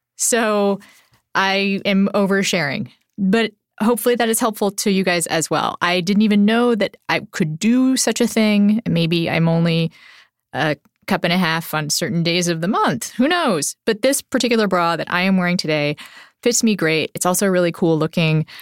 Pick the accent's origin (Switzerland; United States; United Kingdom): United States; Nebraska; I grew up in Nebraska